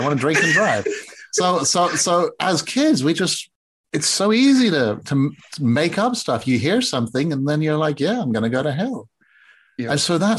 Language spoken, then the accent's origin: English; Singapore; I grew up in Singapore on the other side of the world.